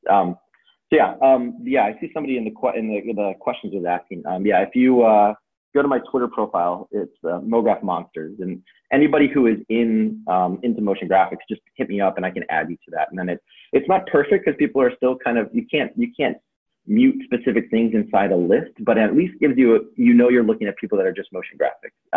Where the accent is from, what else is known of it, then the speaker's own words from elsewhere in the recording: Chicago, Illinois, United States; growing up in Chicago